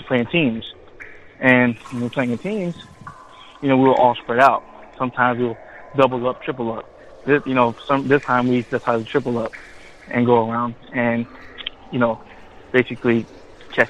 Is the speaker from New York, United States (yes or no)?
no; Florida, United States; I'm from Florida.